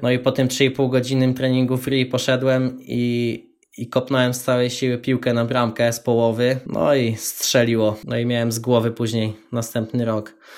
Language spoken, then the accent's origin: Polish; Tęgoborze, Lesser Poland, Poland; moved away as an adult; now in Wrocław, Poland; Mieszkam we Wrocławiu, aktualnie pochodzę z Tęgoboży, małej miejscowości koło Nowego Sącza